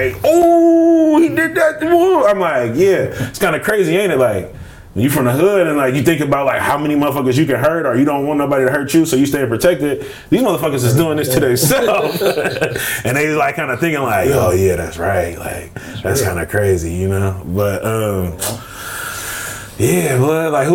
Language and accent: English; Richmond, California, United States; I'm from Richmond